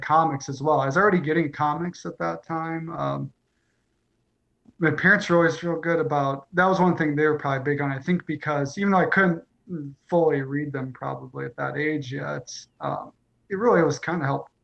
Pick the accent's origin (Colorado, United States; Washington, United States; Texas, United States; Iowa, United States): Iowa, United States; Northeast; I grew up in Iowa, a very small town